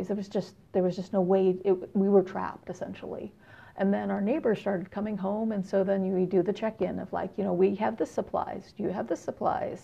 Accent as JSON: {"language": "English", "town": "San Jose", "region": "California", "country": "United States", "tie": "born or raised there", "moved": "yes", "lives_now": "Houston, United States", "said": "I'm originally from Northern California. I grew up in San Jose"}